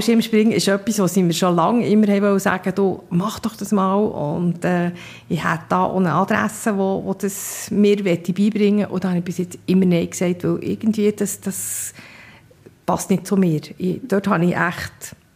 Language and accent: German; Bern, Switzerland; also born or lived in Seedorf; Ich bin in Bern aufgewachsen